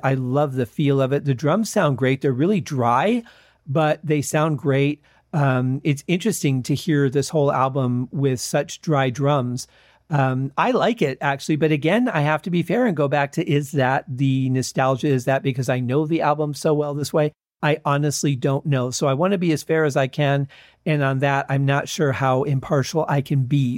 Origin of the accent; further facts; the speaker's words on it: Michigan, United States; growing up in Michigan